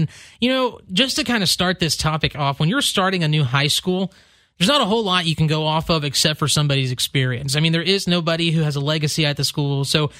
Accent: Mount Juliet, Tennessee, United States; now in Clarksville, United States; my hometown. We recently had a new high school pop up a couple of years ago out of Green Hill High School.

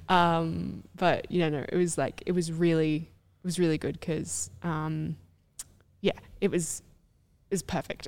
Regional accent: Australia; I was Australian

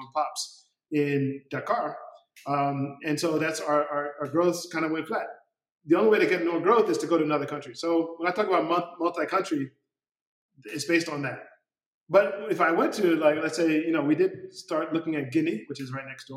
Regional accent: United States; moved away as an adult; now in Senegal; I grew up in the United States

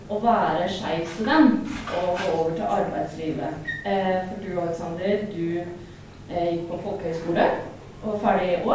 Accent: Østfold, Norway; Eh, jeg er fra Østfold, og det er første gang jeg er i Trondheim

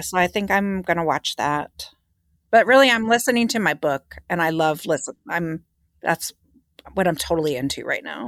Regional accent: Philadelphia, Pennsylvania, United States; I was from Philadelphia

